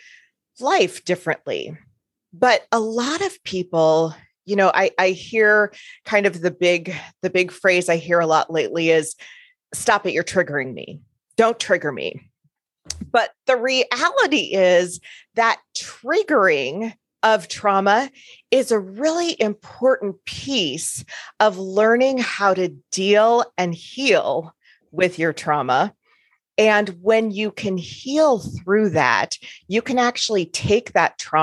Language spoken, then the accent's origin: English; Chicago, Illinois, United States; now in Omaha, United States; I'm originally from the Chicago area in the States. And currently, I live in Omaha, Nebraska